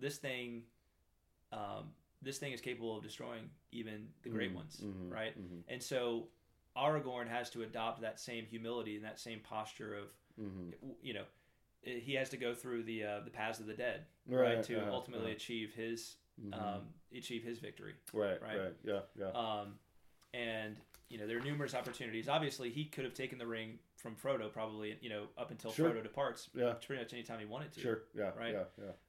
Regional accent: United States; especially as American Catholics

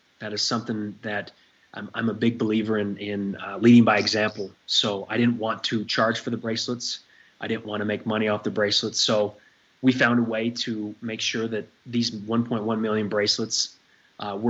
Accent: Salt Lake City, Utah, United States; I grew up in the Mecca of Mormonism here in Salt Lake City

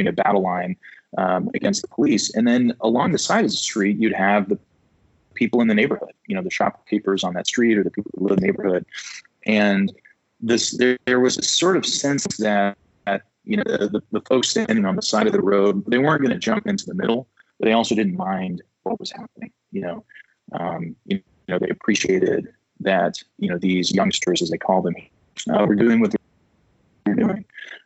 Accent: United States; as an American

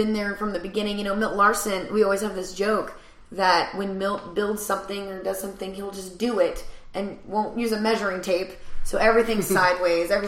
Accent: the South, United States; moved away; I'm from the South.

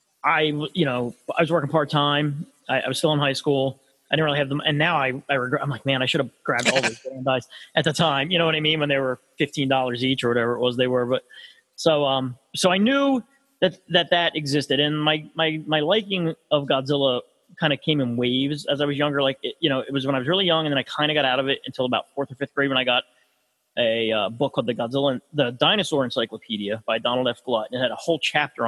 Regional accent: United States; I grew up in Podunk, you know what I mean? And I was I'm close enough to Philly

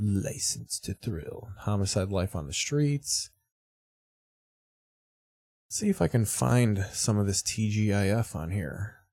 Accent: Australia; now in Miami, United States; I'm an Australian guy in Miami, that's real crazy, right?

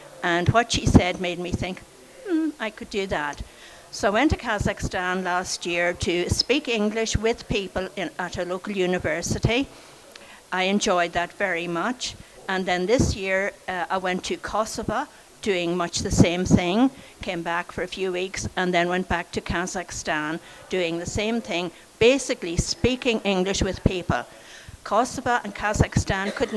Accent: Sligo, Connacht, Ireland; I was born in Sligo in 1941

